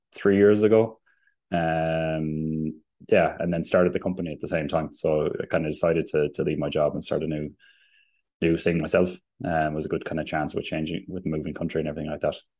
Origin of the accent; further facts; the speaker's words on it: Limerick, Munster, Ireland; moved away as an adult; also born or lived in Germany; now in Sweden; I'm from Limerick